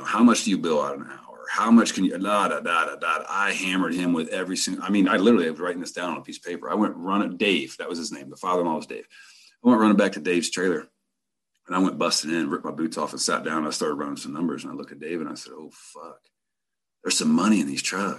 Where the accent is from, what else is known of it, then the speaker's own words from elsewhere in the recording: Rifle, Colorado, United States; I'm driving home and I get back to my hometown, Rifle, Colorado.